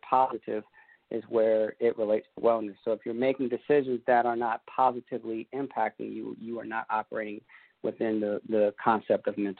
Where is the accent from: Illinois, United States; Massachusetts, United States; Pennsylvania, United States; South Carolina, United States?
South Carolina, United States; Columbia; now in Aiken, United States; I'm in Aiken, South Carolina. I grew up in Columbia, South Carolina